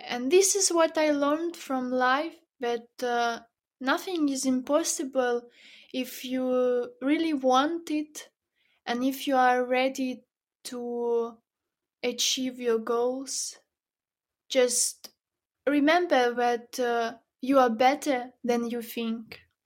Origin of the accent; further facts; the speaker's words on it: Zhytomyr, Zhytomyr Oblast, Ukraine; moved away; my parents uh, that still live in my hometown. It's not a big city, not far from Kiev, as you mentioned. Um, uh, it's called Zhytomyr